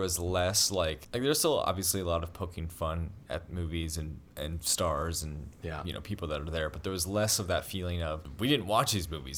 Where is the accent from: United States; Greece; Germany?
United States; Sacramento, California; We're from Sacramento.